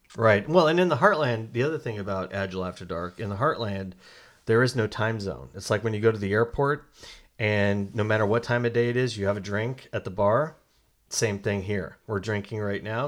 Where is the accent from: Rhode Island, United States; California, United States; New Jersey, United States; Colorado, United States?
Colorado, United States; moved away; I'm from Colorado originally